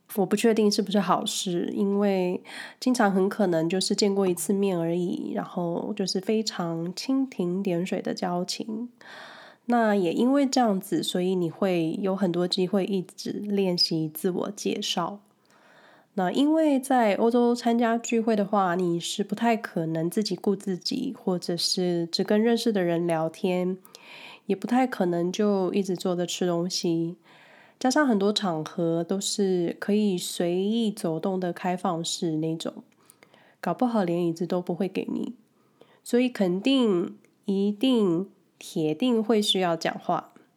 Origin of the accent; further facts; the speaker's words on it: Taipei, Taiwan; moved away as an adult; now in Switzerland; 我来自台湾，过去几十年都住在台北